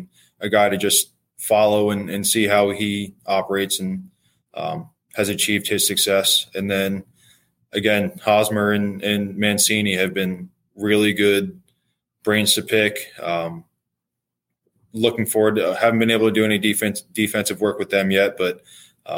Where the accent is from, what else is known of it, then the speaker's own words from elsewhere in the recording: outside DC, Maryland, United States; also born or lived in Washington, D.C.; I grew up in Maryland, a little bit outside of DC.